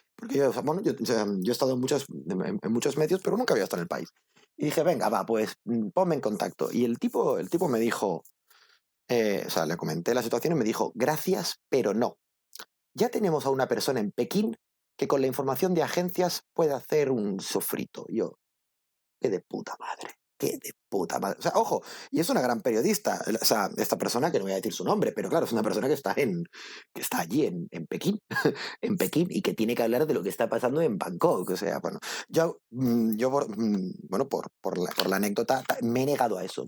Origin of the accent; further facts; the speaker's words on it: El Prat de Llobregat, Catalonia, Spain; moved away as an adult; also born or lived in Barcelona; yo soy del Prat de Llobregat